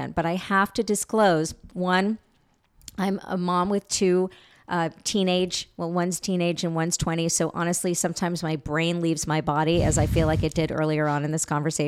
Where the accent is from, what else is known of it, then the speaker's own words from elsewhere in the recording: New York, United States; I'm a New Yorker